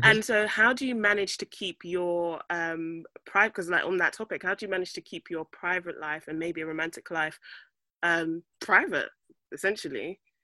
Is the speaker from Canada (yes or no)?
no; Nigeria; now in London, United Kingdom; as a Nigerian myself